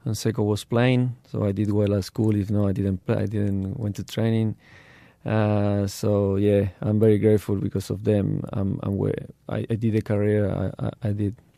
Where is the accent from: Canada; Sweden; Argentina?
Argentina; English is a second language; moved away as an adult; also born or lived in Turkey / Adelaide, Australia; I grew up, uh, in Argentina